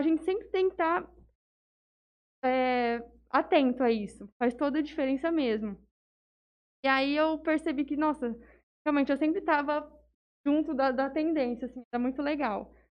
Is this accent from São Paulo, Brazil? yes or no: yes; Jales, São Paulo, Brazil; Eu nasci em São Paulo, mas eu sou praticamente jalesense. Eu vim pra cá com um ano e pouquinho